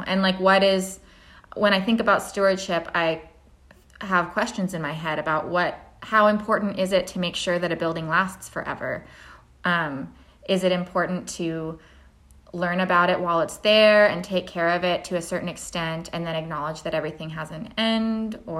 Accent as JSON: {"language": "English", "region": "Oregon", "country": "United States", "tie": "born or raised there", "said": "I'm from Oregon. And so I learned a lot about Oregon history through the context of pioneers, because that's what was happening when I was learning in elementary school"}